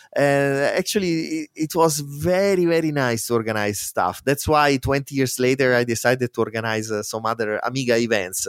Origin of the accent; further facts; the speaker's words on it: Spoleto, Umbria, Italy; English is a second language; moved away as an adult; my hometown in Spoleto